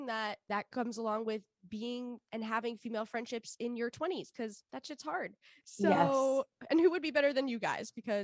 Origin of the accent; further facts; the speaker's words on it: New York City, New York, United States; I was born in Sheepshead Bay